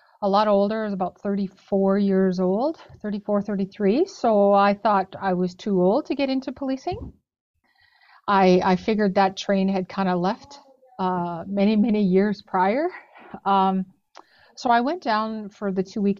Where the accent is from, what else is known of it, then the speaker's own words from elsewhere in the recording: Saskatoon, Saskatchewan, Canada; also born or lived in Mistawasis First Nation, Saskatchewan; I'm originally from Mistawas's First Nation. So it's about an hour and a half north of Saskatoon. Mm-hmm. But I grew up in Saskatoon